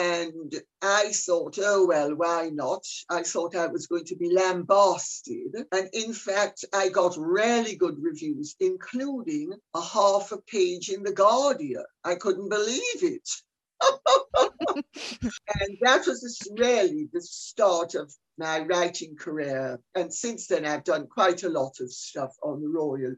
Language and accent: English; Jamaica; I'm Jamaican